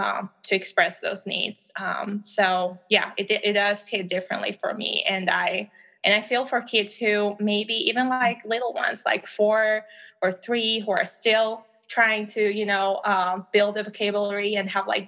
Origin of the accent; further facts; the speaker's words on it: Albania; English is a second language; now in United States; I'm from Albania originally, as I've shared previously. And that means that English is not my first language